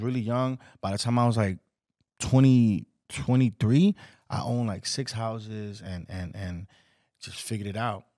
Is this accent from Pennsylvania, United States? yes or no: no; New York City, New York, United States; also born or lived in Washington Heights, New York; I was born, I was raised in the Bronx.